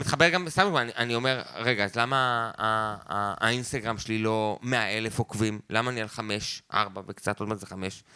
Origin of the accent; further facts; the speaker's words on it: Beit Zera, Northern District, Israel; גדלתי איתו בקיבוץ, כאילו כילד חוץ